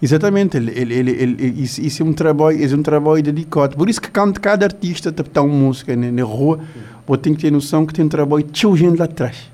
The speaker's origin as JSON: {"language": "Portuguese", "country": "Cape Verde", "said": "nós, como cabo-verdiano"}